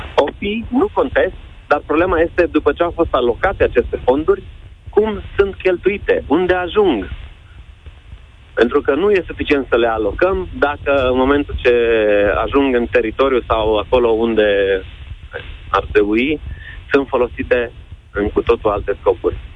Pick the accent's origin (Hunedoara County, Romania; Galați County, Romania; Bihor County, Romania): Bihor County, Romania; Oradea; Sunt din Oradea, un centru de natație recunoscut